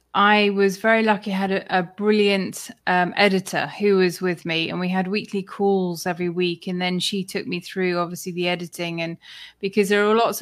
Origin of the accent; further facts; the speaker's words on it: United Kingdom; he heard my accent and he said, oh, where are you from? So I said the UK